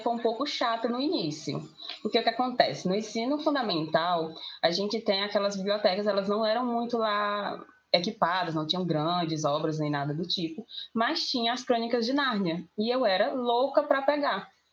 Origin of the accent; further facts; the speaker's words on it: Itapajé, Ceará, Brazil; sou de Itapajé, Ceará